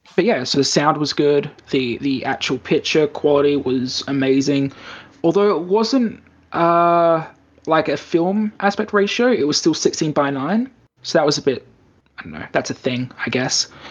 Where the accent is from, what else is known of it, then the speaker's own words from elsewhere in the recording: Australia; now in Japan; in Australia, we actually had a real problem with the best best cinema we had in my hometown.